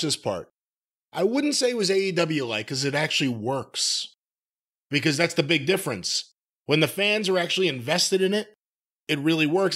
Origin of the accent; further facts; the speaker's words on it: Northeast, United States; I'm from the Northeast. I speak a little differently.